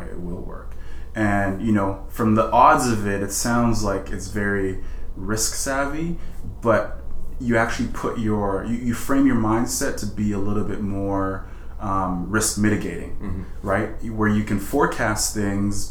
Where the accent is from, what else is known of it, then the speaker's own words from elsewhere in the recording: Edmonton, Alberta, Canada; also born or lived in Sierra Leone; I have been given the opportunity to grow up in a place like Canada